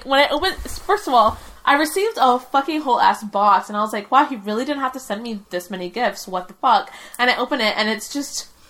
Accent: Canada; But they know I came from Canada, and they know that I, like, have pals in Canada

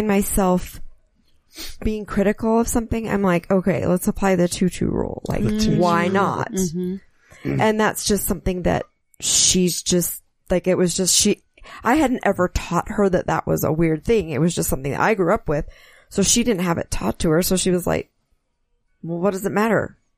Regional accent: Utah, United States; Because I grew up Catholic in Utah

